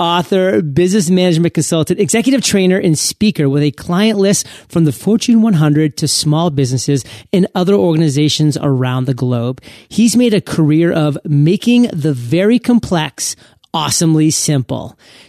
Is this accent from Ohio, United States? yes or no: no; Maine, United States; I'm from Maine. I want to hear those crackling logs